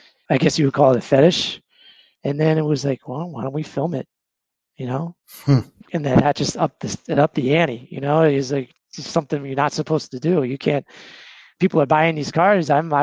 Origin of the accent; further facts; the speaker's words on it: Surprise, Arizona, United States; I'm from Surprise, Arizona. That's the literal name of the town.